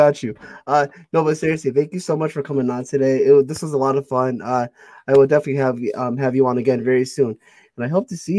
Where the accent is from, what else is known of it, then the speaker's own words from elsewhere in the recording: Connecticut, United States; I'm from Connecticut.